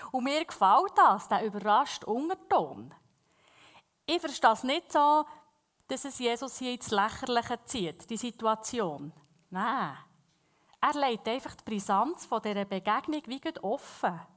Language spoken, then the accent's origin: German; Bern, Switzerland; accent: Bernese German; first language Bernese German; Ich lese sehr gerne in der Berndeutschen Bibel, weil es ist einfach unsere Muttersprache.